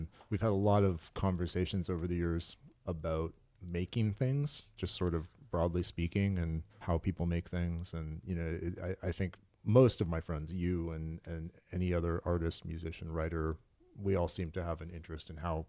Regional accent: Santa Cruz, California, United States; moved away as an adult; also born or lived in Los Angeles; I'm from Santa Cruz, okay. California. And then after high school, I moved down here...

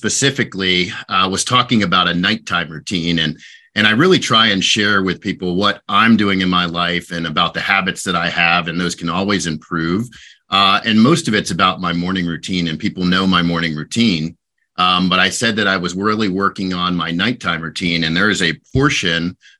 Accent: Orlando, Florida, United States; also born or lived in North Carolina / Lake Mary, Florida; I grew up in Orlando, so I'm just north of Orlando, based out of Lake Mary now. I am a native of Florida, which is kind of rare

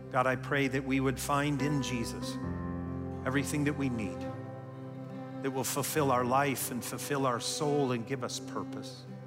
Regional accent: Wisconsin, United States; also born or lived in Canada; as a child growing up in Wisconsin

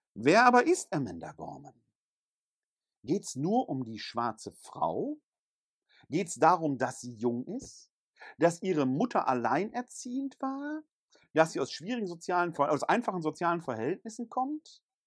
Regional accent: Ruhr area, North Rhine-Westphalia, Germany; first language German; moved away; also born or lived in Bergisches Land; Bin ich Ruhrgebietler, wo ich geboren bin?

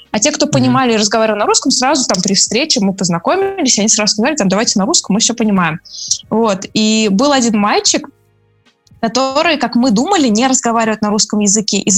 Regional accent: Russia; Я из России

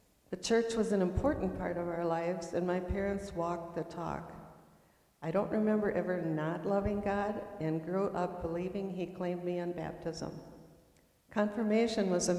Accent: near Windom, Minnesota, United States; I grew up near Windham, Minnesota, on a farm

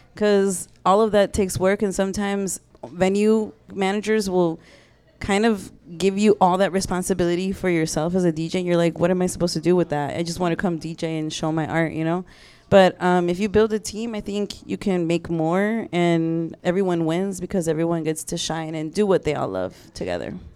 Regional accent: Chicago, Illinois, United States; moved away as an adult; also born or lived in Mexico City; I was from Chicago

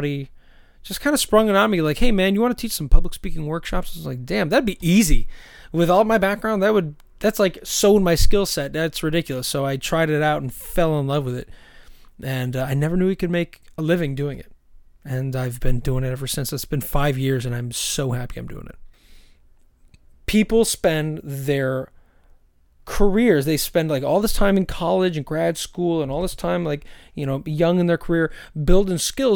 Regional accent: Syracuse, New York, United States; now in Bay Area, United States; I'm from Syracuse, where nobody is excited to go

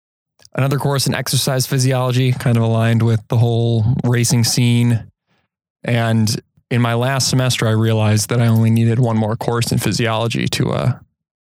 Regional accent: Elmhurst, Illinois, United States; also born or lived in Iowa City, Iowa; now in Door County, United States; I grew up outside of Chicago in Elmhurst, Illinois.

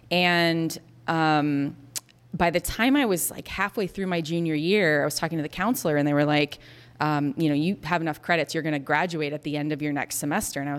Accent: Florida, United States; I grew up actually not that far from here. I grew up in Florida.

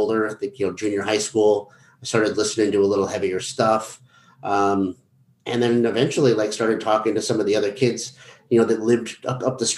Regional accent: Canton, Connecticut, United States; moved away; also born or lived in Fort Lauderdale, Florida / Boston; I grew up in Canton, Connecticut

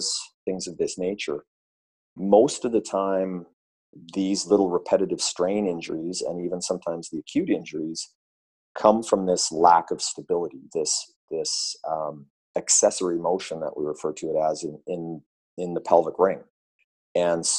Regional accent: Vancouver, British Columbia, Canada; my hometown of Vancouver here

